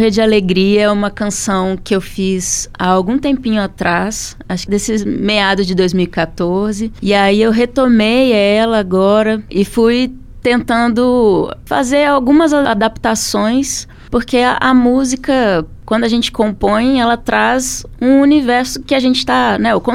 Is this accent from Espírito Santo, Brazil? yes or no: yes; Espírito Santo, Brazil; moved away as an adult; also born or lived in Brasília; now in Belo Horizonte, Brazil; Mas eu sou capixaba.